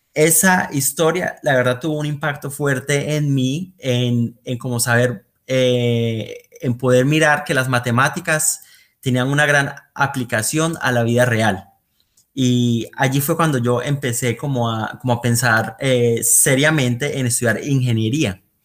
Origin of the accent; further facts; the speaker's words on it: Bucaramanga, Santander, Colombia; moved away as an adult; also born or lived in Aguachica, Cesar, Colombia / Netherlands; now in Eindhoven, Netherlands; mi familia se ha mudado bastante en Colombia. nosotros nacimos allí en Aguachica, pero luego mi familia se mudó para Bucaramanga de hecho, yo allí estudié eh, bastante tiempo, hasta noveno grado, y de ahí volví a Aguachica por dos años y terminé allí mi bachillerato.